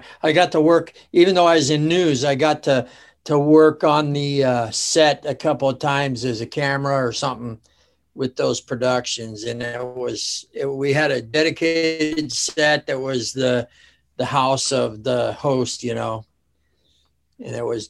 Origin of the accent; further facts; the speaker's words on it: Alaska, United States; there were certain people that would know that I was from Alaska